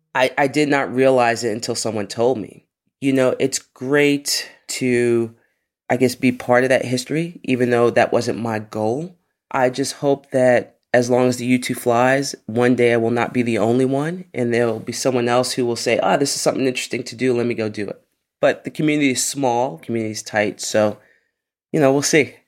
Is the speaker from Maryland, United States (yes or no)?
no; New York City, New York, United States; growing up in the Bronx, in a place called Co-op City